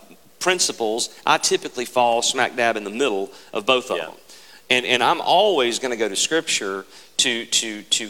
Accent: Mississippi, United States; we're from Mississippi

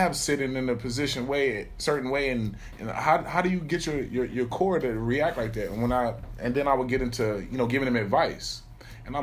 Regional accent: Alexandria, Virginia, United States; Alexandria, Virginia

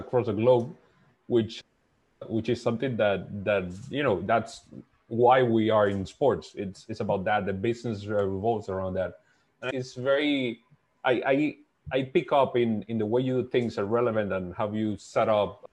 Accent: Dominican Republic; I'm from the Dominican Republic

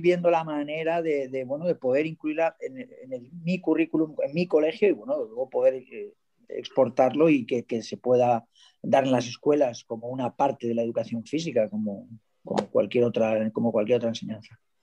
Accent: Valencia, Valencian Community, Spain; Soy de Valencia, de Valencia. Valencia, España.

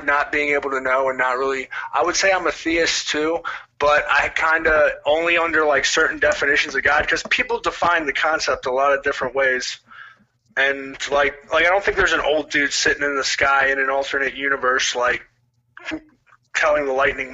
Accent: Waldorf, Maryland, United States; I grew up outside of Washington, D.C., a place called Waldorf

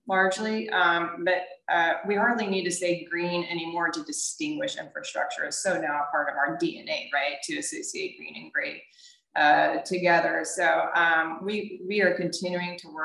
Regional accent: Houston, Texas, United States; moved away as an adult; now in New Orleans, United States; I come from Houston

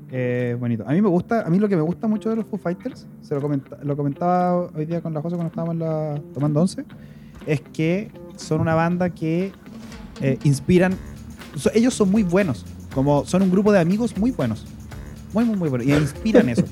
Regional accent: Chile; me encanta ser chileno

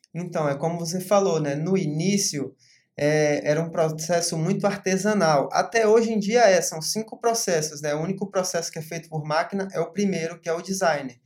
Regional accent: Porto Seguro, Bahia, Brazil; also born or lived in Rio de Janeiro; Na verdade, eu sou carioca, né? Mas tenho o coração baiano, eu moro aqui minha vida inteira. É, vim para cá com uns 4 anos de idade

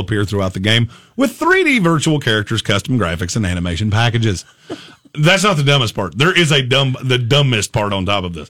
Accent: the South, United States; I'm from the South

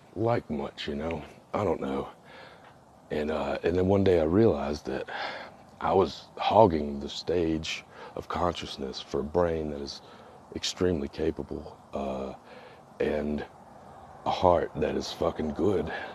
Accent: Mississippi, United States; I am from Mississippi

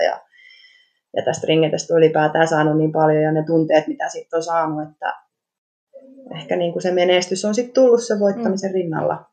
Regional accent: Aura, Southwest Finland, Finland; Aurasta olen kotoisin

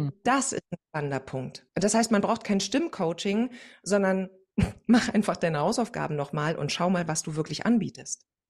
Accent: East Germany, Germany; Also ich komme, wie schon gesagt, aus dem Osten

